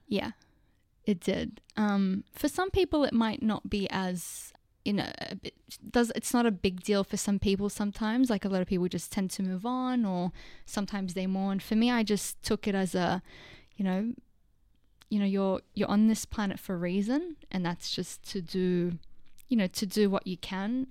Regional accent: Lebanon; now in Australia; I was born in Lebanon, so I was born in, um, I wasn't born in Australia. When we, when I moved in two thousand two

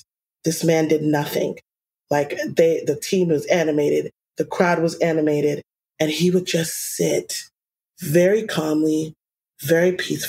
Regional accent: New York, United States; I'm a New Yorker.

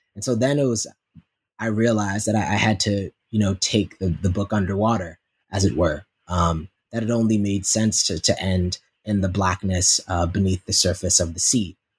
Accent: Yonkers, New York, United States; my growing up in South Yonkers, New York

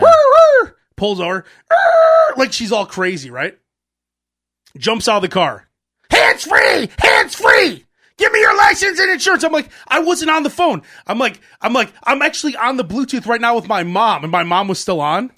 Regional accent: Chicago, Illinois, United States; I grew up in Chicago

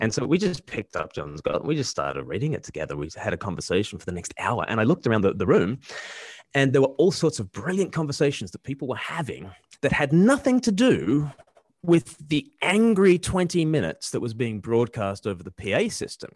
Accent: Australia; moved away; I'm from Australia

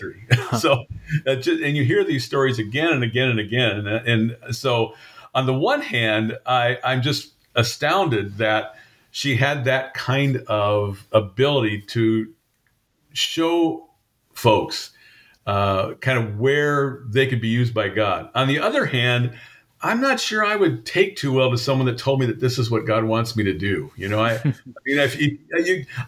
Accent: Compton, California, United States; moved away as an adult; also born or lived in Washington; I grew up in Southern California. My home church was St. John's United Presbyterian Church in Compton, California

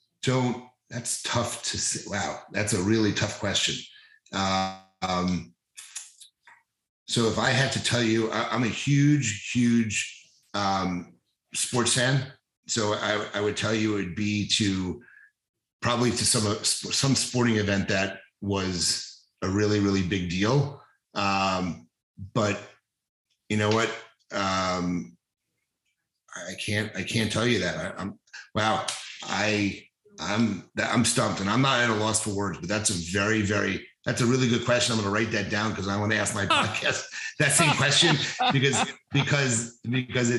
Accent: New City, New York, United States; moved away as an adult; also born or lived in Philadelphia, Pennsylvania / New Orleans, Louisiana; now in Delray Beach area, Florida, United States; the house I grew up in New City

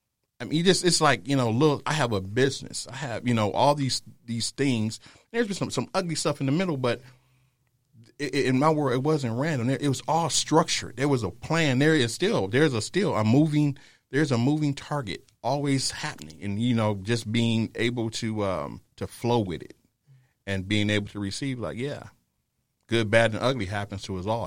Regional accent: Detroit, Michigan, United States; now in San Antonio, United States; I'm originally from Detroit. That's my home.

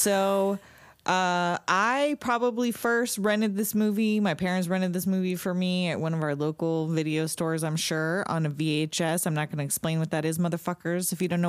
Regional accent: Southern California, United States; Oh, by the way, we're in California. I don't know if that makes a difference, but for as far as our perspective, we grew up in California, Southern California

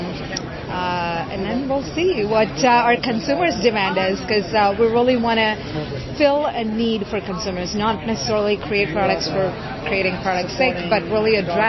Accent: India; moved away; I grew up in India and experienced the struggles around poverty

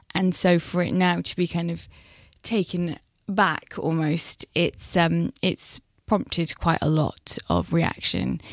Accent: Thornbury, South West England, United Kingdom; I grew up in, just outside Bristol, so I'm from Thornbury

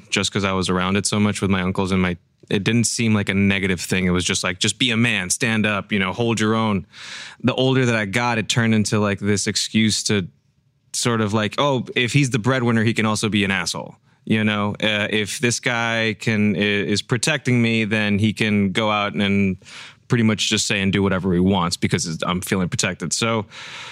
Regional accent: Mexico City, Mexico; now in United States; born in Mexico City. I guess I identify as a Chicano now that I live here a lot more in the United States

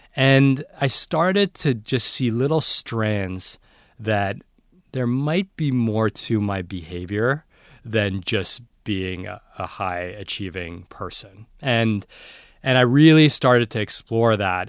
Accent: New York City, New York, United States; I grew up in New York City

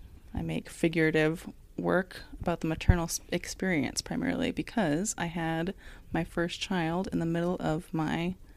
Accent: Dallas, Oregon, United States; I'm new to the ward. I'm new to the area. Going to school, going for art, blah, blah, blah. I'm from Dallas, Oregon. I'm here now.

